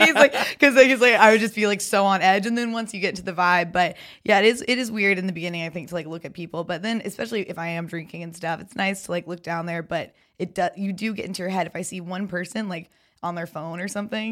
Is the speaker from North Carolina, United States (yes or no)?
yes; Raleigh, North Carolina, United States; moved away; also born or lived in Greenville, North Carolina; I'm from Raleigh, but I went to school at ECU in Greenville